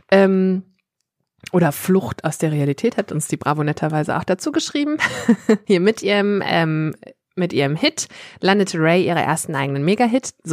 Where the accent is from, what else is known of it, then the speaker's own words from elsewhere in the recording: Worpswede, Lower Saxony, Germany; ich komme ja aus Hopswede. Und ähm, wir wissen ja alle, dass Johann Strate auch aus Worpswede kommt.